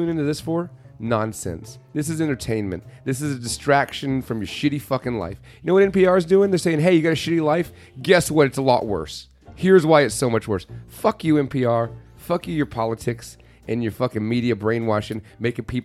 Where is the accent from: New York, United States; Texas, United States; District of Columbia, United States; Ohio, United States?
Texas, United States; Texas is very big on its barbecue. Our barbecue, our high school football, we're very big on